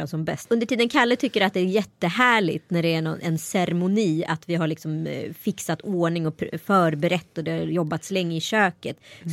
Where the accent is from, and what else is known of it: Strömstad, Västra Götaland, Sweden; born or raised there